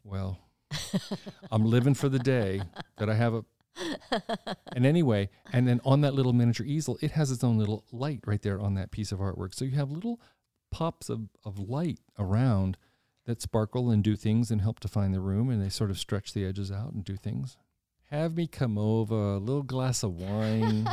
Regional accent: Washington, District of Columbia, United States; moved away as an adult; now in Lancaster, United States; I grew up in Washington. I grew up in the city.

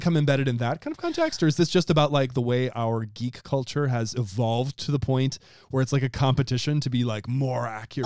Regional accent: Wisconsin, United States; my home state, Wisconsin

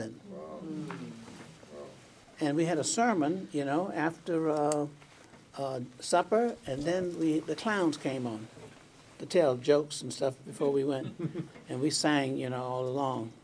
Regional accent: Tampa, Florida, United States; I grew up in Tampa, Florida

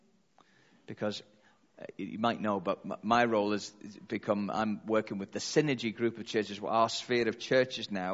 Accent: Liverpool, North West England, United Kingdom; I'm from Liverpool, that's what we say, calm down

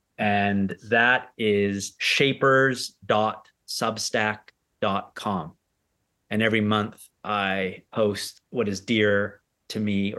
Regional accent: Canada; born there; I am a British-Canadian entrepreneur, or I could say Canadian-British entrepreneur, because I was born in Canada.

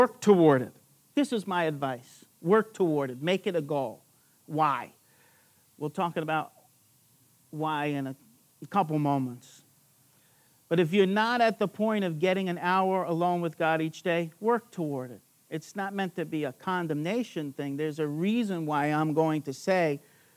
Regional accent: Long Island, New York, United States; I'm from Long Island, New York.

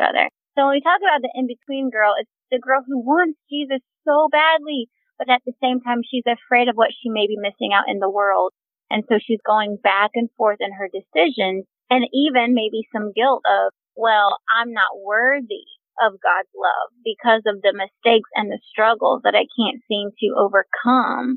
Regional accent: Charlotte, North Carolina, United States; I am from Charlotte, North Carolina

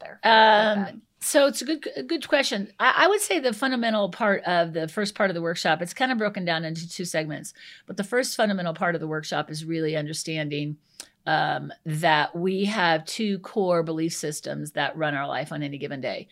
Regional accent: Iowa, United States; moved away as an adult; now in Colorado, United States; I'm originally from Iowa

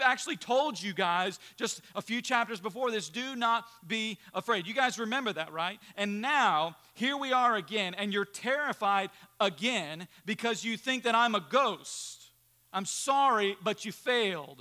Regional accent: United States; we as American Christians

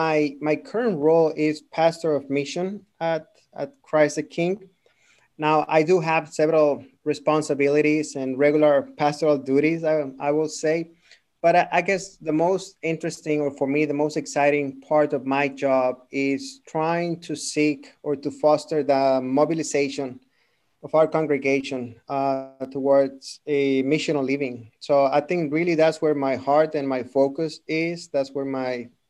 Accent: Monterrey, Nuevo León, Mexico; moved away as an adult; now in Houston, United States; I'm from Monterrey, which is northern Mexico, born and raised there.

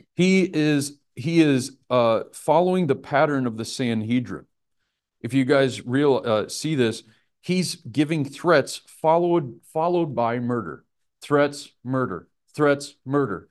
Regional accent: Nebraska, United States; I'm from Nebraska

